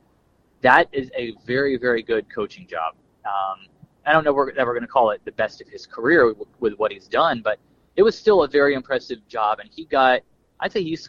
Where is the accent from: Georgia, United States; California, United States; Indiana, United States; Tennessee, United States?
Indiana, United States; Kokomo; now in Tampa, United States; I was born in Kokomo. As we sit here right now, I'm driving to say hey to my mom in Columbus, about halfway between Indianapolis and Louisville